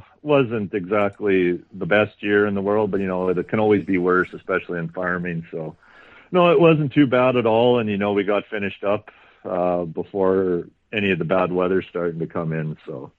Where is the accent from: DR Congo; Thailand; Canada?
Canada; Kenaston, Saskatchewan; I grew up here in Keniston.